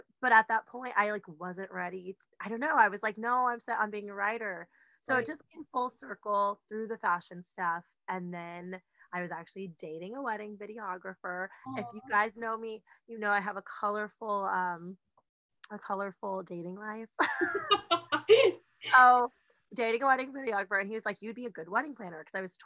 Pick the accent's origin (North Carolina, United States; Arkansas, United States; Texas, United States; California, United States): California, United States; I'm from California